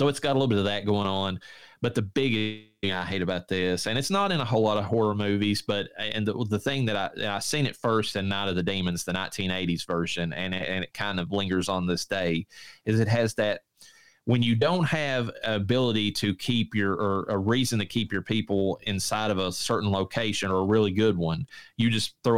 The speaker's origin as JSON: {"language": "English", "region": "Eastern Kentucky", "country": "United States", "said": "I'm from Eastern Kentucky."}